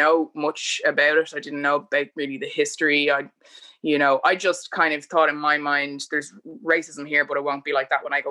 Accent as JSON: {"language": "English", "town": "Bray", "region": "Leinster", "country": "Ireland", "tie": "born or raised there", "also_born_or_lived": "United States", "said": "I'd say I'm from Bray"}